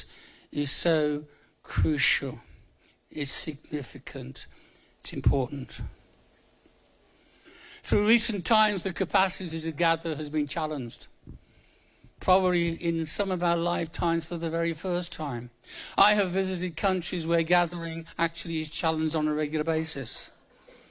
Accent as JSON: {"language": "English", "town": "Birmingham", "region": "West Midlands", "country": "United Kingdom", "moved": "yes", "said": "I'm from Birmingham originally. It's a nice place to come from."}